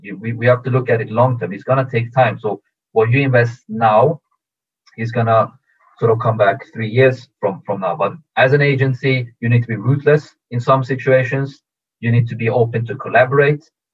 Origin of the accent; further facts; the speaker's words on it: Stockholm, Stockholm County, Sweden; also born or lived in Tehran, Iran; I was born in Iran, in Tehran. But when I was two years old, we moved with the family to Stockholm, Sweden. So I grew up in, in, in Stockholm, Sweden